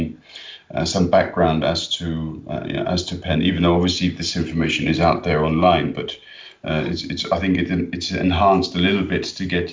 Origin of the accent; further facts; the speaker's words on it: London, United Kingdom; grown up in London, I was born in London